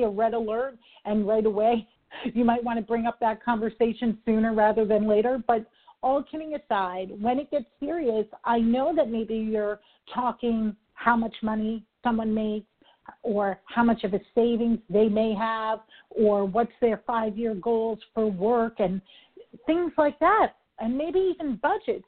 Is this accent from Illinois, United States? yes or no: no; New York City, New York, United States; I'm a New Yorker